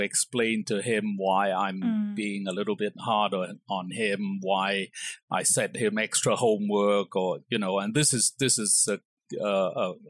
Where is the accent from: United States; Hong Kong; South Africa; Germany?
Hong Kong; also born or lived in England; I was brought up in Hong Kong